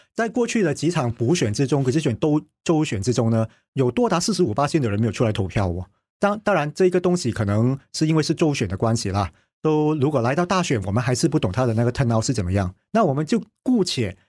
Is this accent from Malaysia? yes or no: yes; Kuala Lumpur, Malaysia; 我在紫博街区成长了四十二年，就我从我出生满月的那一刻呢，我就已经搬来紫博街区了